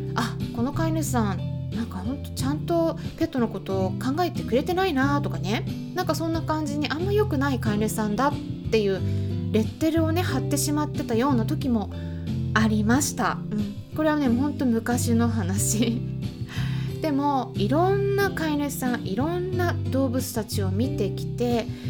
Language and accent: Japanese; Hokkaido, Japan; now in United Kingdom; 私は北海道生まれなんで